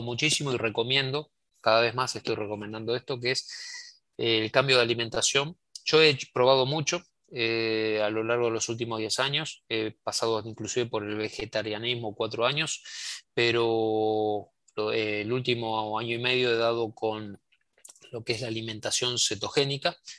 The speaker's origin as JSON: {"language": "Spanish", "country": "Argentina", "said": "mi país, Argentina"}